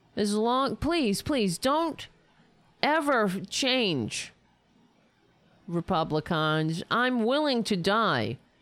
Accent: United States; I'm an American

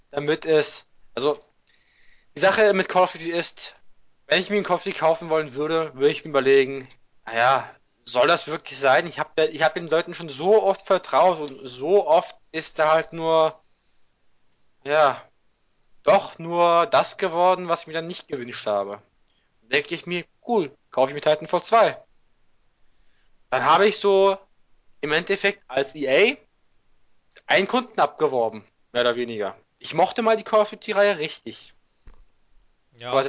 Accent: Turkey; Ja, ich kann was sagen, ich bin selber Türke.

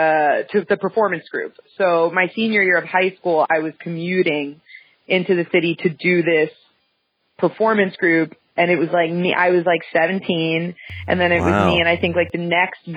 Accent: Westchester, New York, United States; now in New York City, United States; I grew up though in Westchester, which is like 30, 45 minutes outside of the city

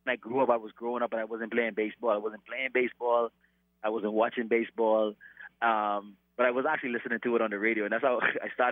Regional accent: Bahamas; moved away; growing up in the Bahamas

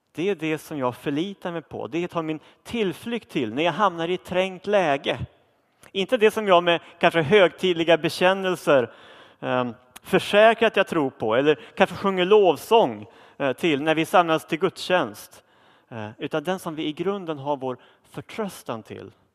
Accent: Sweden; nu lever vi som svenskar i ett av världens rikaste länder

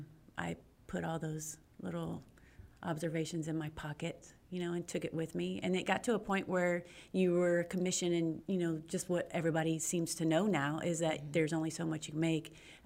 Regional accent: Pearland, Texas, United States; I'm from Pearland, Texas. Awesome. And I've been here my whole life.

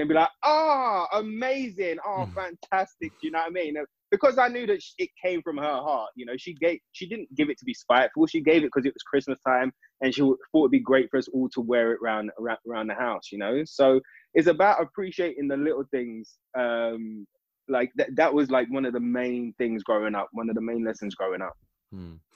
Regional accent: London, United Kingdom; I'm an East London boy, born in East in East London

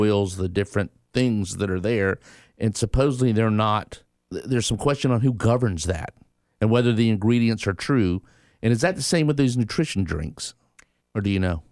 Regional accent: Tallahassee, Florida, United States; I grew up in Tallahassee from the South

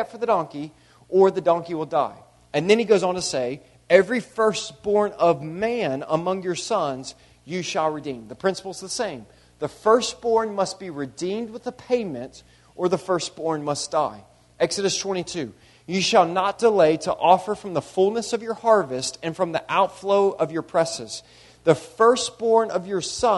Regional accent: United States; a European individualistic culture that I grew up in here in America

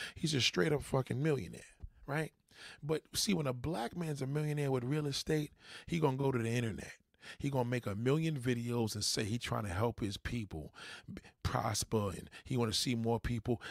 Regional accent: New York, United States; I'm a New Yorker

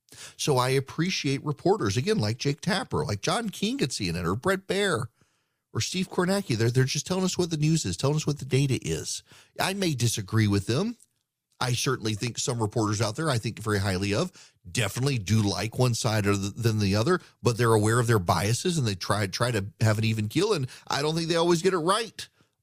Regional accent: Dubai, United Arab Emirates; I grew up, never went to a concert unless you like count the opera or a Vienna Boys Choir growing up in Dubai.

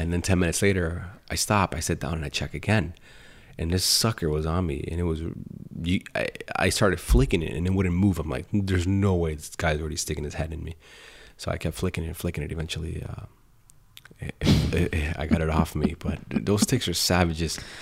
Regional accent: Colombia; moved away; I come from Columbia in South America

